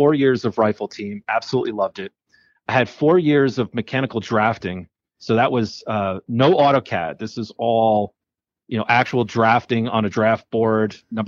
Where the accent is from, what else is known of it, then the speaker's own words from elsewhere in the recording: Nutley, New Jersey, United States; moved away as an adult; now in Colorado, United States; New Jersey, or otherwise known as Jersey